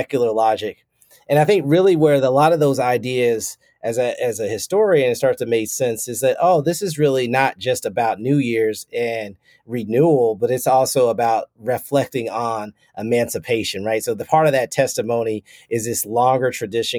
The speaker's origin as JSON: {"language": "English", "town": "Lexington", "region": "Kentucky", "country": "United States", "tie": "born or raised there", "said": "not only do I work at the University of Kentucky, but I grew up in Lexington"}